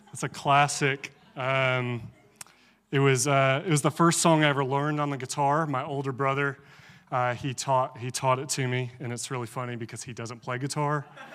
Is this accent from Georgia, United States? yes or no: no; Alabama, United States; I grew up in the Charismatic Church. My siblings and I were raised in a Vineyard Church in Northeast Alabama.